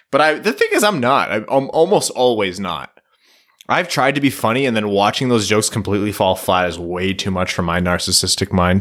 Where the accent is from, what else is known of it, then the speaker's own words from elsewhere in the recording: Canada; as a Canadian